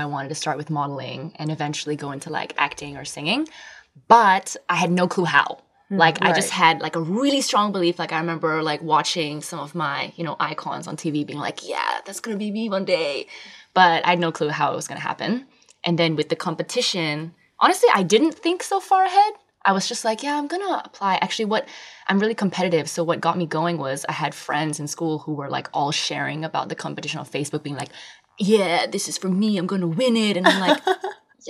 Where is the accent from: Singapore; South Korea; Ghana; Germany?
Singapore; my dad is Austrian. My mom is from Hong Kong. Born and raised in Singapore